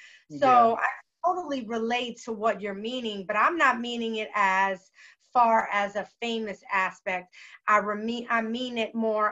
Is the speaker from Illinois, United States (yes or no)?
no; Tampa, Florida, United States; I just mentioned Tampa because that's where we're from